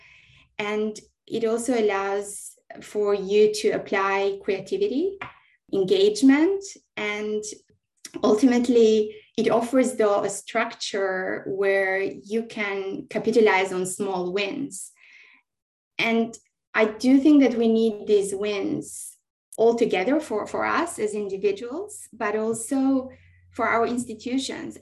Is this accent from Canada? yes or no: no; Albania; now in Sydney, Australia; growing up in Albania through these massive transition times